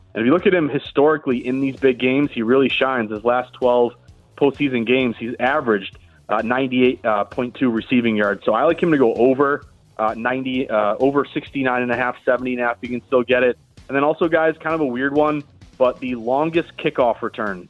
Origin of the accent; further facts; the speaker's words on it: Boston, Massachusetts, United States; I'm from Boston